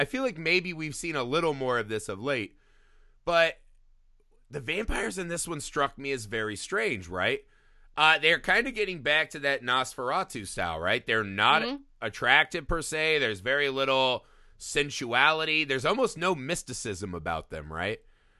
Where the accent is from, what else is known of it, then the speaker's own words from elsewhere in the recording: Indiana, United States; now in Los Angeles, United States; So I came from Indiana, a place where we had winters, and I moved to Los Angeles where there are none.